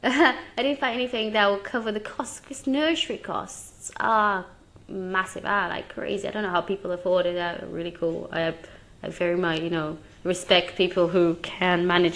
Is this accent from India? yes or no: no; Romania; now in England; my home country